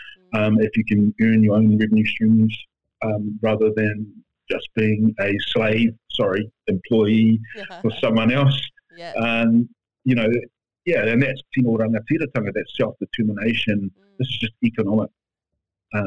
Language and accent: English; East Cape, North Island, Gisborne, New Zealand; moved away; also born or lived in Perth, Australia; I'm Ngāti Konohi from the East Cape of the North Island of New Zealand.